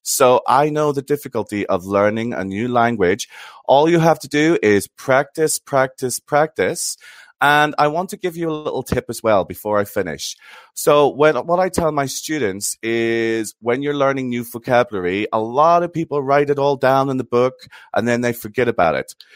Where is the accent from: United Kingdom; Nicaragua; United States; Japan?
United Kingdom; Northern Ireland; I come from Northern Ireland